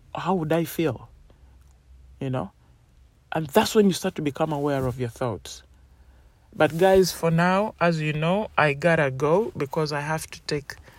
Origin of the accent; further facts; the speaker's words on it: Uganda; now in United Kingdom; I grew up in Uganda and they have completely different beliefs to United Kingdom where I live